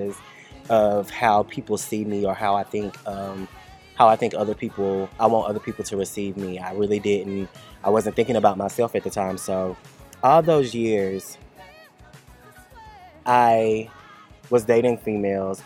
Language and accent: English; Cartersville, Georgia, United States; my hometown, Cartersville